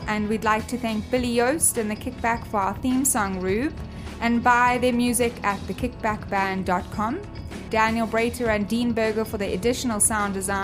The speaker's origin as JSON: {"language": "English", "country": "South Africa", "tie": "born or raised there", "moved": "yes", "said": "my hometown, South Africa"}